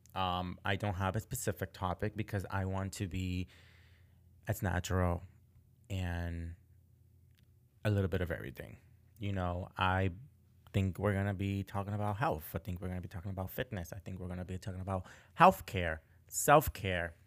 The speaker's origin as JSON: {"language": "English", "town": "Boston", "region": "Massachusetts", "country": "United States", "tie": "born or raised there", "also_born_or_lived": "Florida", "moved": "as an adult", "lives_now": "Portland, Maine, United States", "said": "I grew up in Boston, Massachusetts"}